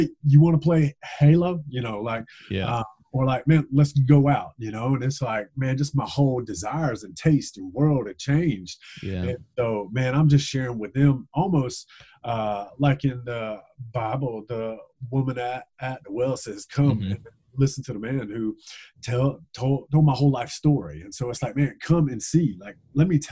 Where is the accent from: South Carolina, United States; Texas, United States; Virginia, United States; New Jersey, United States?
South Carolina, United States; Gilbert; moved away as an adult; also born or lived in Charleston, South Carolina; now in North Carolina, United States; I grew up in a small town in South Carolina called Gilbert, South Carolina